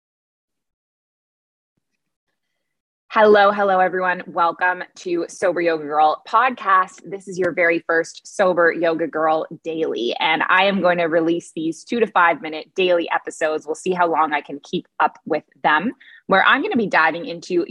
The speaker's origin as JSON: {"language": "English", "country": "Canada", "also_born_or_lived": "Dubai / Abu Dhabi", "moved": "as an adult", "lives_now": "Bali, Indonesia", "said": "I'm a Canadian who moved across the world at age 23, and I never went back."}